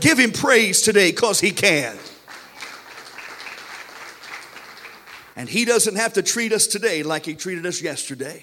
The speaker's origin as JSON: {"language": "English", "country": "United States", "said": "we as American Christians are spoiled."}